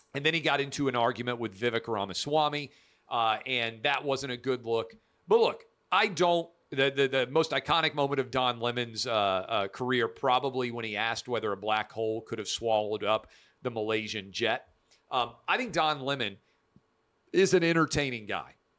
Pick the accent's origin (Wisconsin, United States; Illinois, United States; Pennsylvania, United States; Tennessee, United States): Tennessee, United States; Nashville; I'm a kid born and raised in Nashville, Tennessee.